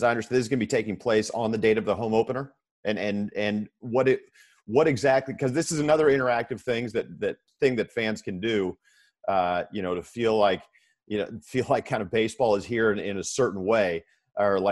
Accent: Oakland, California, United States; I grew up in Oakland and I grew up following the minor leagues

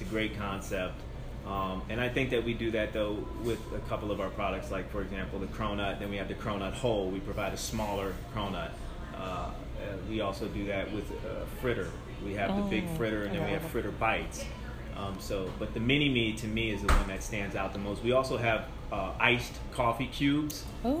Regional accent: East Coast, United States; now in Largo, United States; I come from the East Coast, where if you're 3 miles away from the beach like Largo is, your properties are half a million to multi-million dollar homes.

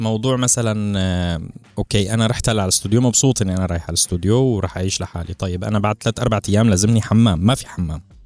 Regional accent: Syria; moved away; كحدا عايش بسوريا

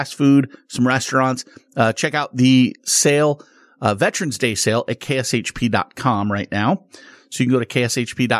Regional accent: Las Vegas, Nevada, United States; also born or lived in Southern California; I grew up here in Vegas

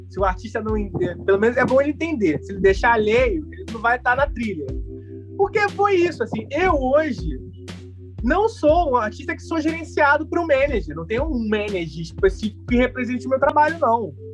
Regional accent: Rio de Janeiro, Brazil; Cara, eu jogava muito na rua, assim, eu sou de Realengo, e aí depois entrei na escolinha do Vasco.

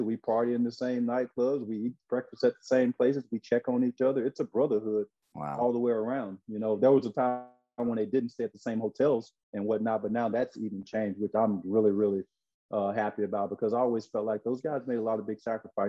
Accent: Brinkley, Arkansas, United States; moved away as an adult; also born or lived in Memphis, Tennessee; Growing up in Arkansas, like you said, 1 hour and 4 minutes between Memphis and Little Rock

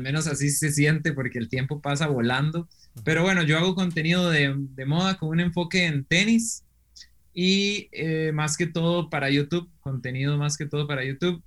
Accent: Costa Rica; also born or lived in Germany; yo soy un costarricense que le, decimos aquí Picos

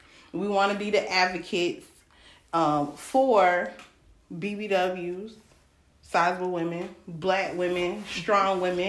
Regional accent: Greenville, South Carolina, United States; I'm from South Carolina, Greenville, South Carolina, 864, all day, stand up, the best area code in South Carolina.

